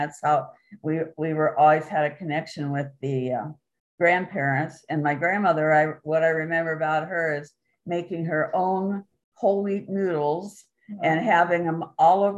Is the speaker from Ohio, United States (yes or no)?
yes; Canton, Ohio, United States; Canton, Ohio, the southwest section of Canton in the Lincoln High School District